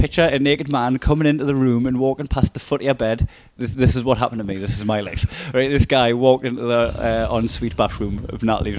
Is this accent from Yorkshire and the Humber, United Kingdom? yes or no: no; Newcastle upon Tyne, North East England, United Kingdom; accent: Geordie